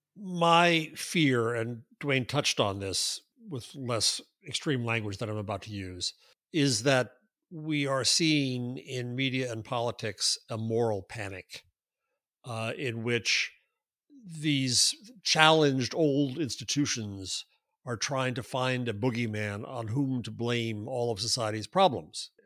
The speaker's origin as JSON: {"language": "English", "country": "United States", "said": "I am an American"}